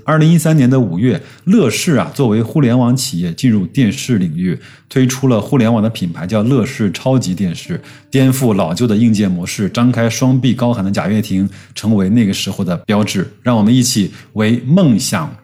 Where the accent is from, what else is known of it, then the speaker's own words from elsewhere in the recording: China; 我们作为一个中国人和投资者